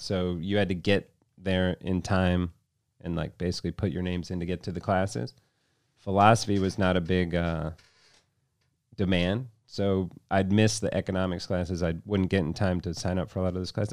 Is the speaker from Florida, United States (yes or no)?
yes; Vero Beach, Florida, United States; moved away as an adult; also born or lived in Aspen, Colorado; now in Chicago, United States; I was born in Chicago, raised down in Vero Beach, Florida